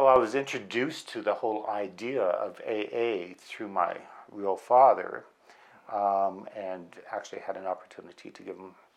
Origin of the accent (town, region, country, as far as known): outside of Vancouver, British Columbia, Canada; born or raised there; also born or lived in Medicine Hat, Alberta